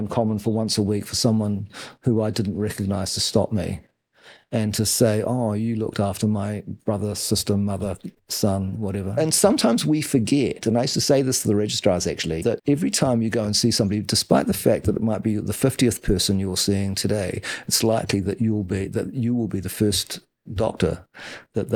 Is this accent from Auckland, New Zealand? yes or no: no; Wellington, New Zealand; We grew up in Wellington, my brother